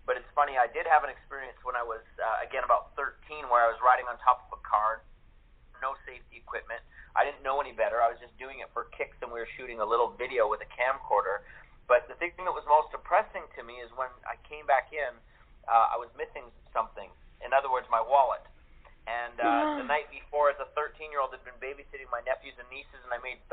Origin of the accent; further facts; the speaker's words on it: Canada; moved away; I started when I was 7 acting in Canada. I'm originally from Canada.